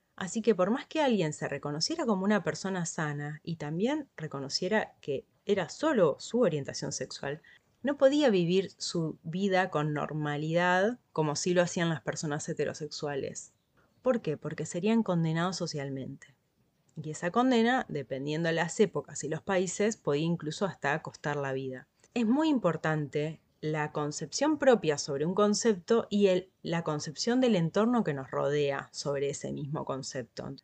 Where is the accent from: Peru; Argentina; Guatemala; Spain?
Argentina; en mi país, en Argentina